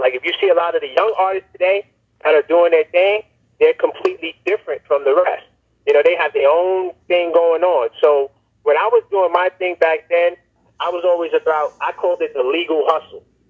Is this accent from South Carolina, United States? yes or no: no; New York City, New York, United States; accent: New York style; I'm from Brooklyn